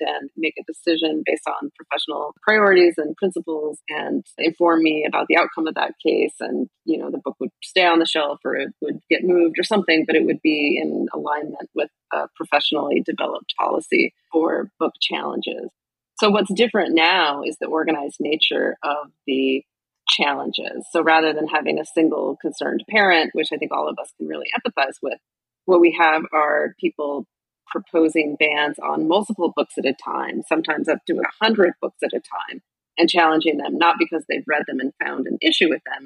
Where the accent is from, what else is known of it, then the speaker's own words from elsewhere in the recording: Boise, Idaho, United States; I grew up in Idaho, in Boise